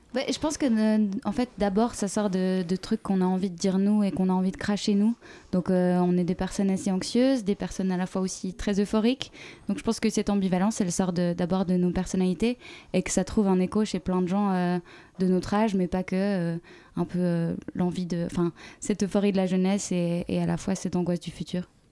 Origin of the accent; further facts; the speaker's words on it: Switzerland; on est suisse